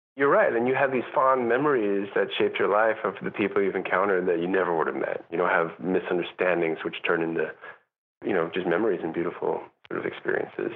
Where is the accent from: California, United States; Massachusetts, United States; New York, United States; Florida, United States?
New York, United States; moved away as an adult; also born or lived in Europe; I'm also a New Yorker